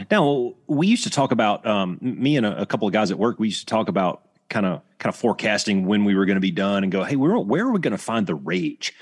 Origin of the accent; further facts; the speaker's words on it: Alabama, United States; I grew up in Alabama.